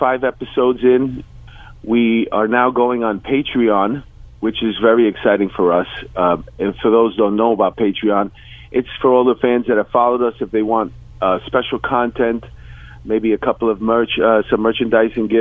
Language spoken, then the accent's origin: English; New York, United States; when I was growing up in New York